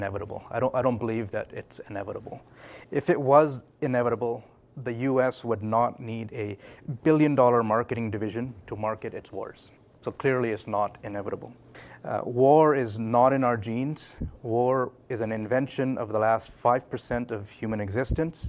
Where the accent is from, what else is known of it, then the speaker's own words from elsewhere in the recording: Vancouver, British Columbia, Canada; also born or lived in Newcastle, England / Pakistan (parents); I was born in England, Newcastle, so I'm a Geordie. I was 4 years old when we moved to Vancouver, and I've been here since